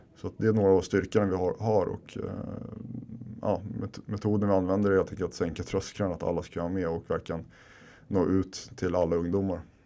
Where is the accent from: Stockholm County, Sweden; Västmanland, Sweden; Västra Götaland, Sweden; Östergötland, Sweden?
Stockholm County, Sweden; Stockholm; moved away as an adult; also born or lived in Husby / Finland (parents); now in Sundbyberg, Sweden; jag är uppvuxen här i Kista där vi sitter nu andra generationens invandrare, mina föräldrar är från Finland